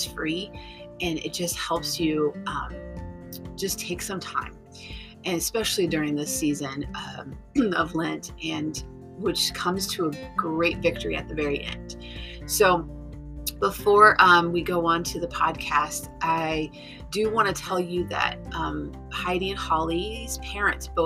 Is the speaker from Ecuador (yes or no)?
yes; Ecuador; two of my dear friends that I grew up with in Ecuador. They actually lived in my uh, apartment building